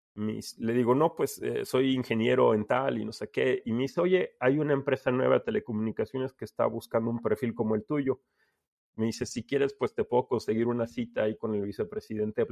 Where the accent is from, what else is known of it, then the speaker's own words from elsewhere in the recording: Veracruz, Mexico; moved away as an adult; also born or lived in Mexico City; yo soy de Veracruz, pero me había cambiado a, Ciudad de México para estudiar